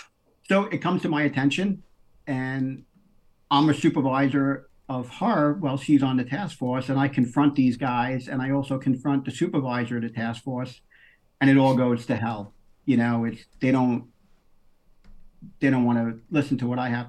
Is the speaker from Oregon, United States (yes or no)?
no; New York City, New York, United States; I'm originally from Queens